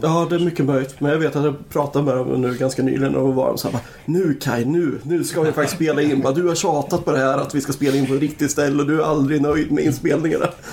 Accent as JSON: {"language": "Swedish", "town": "Nyköping", "region": "Södermanland", "country": "Sweden", "said": "jag är från Nyköping"}